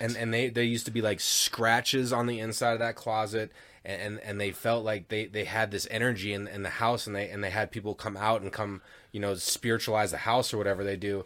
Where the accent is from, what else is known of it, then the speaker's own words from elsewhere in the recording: Denver, Colorado, United States; also born or lived in Parker, Colorado; I grew up in Denver, and then we moved out to East Parker, like, ten miles east of Parker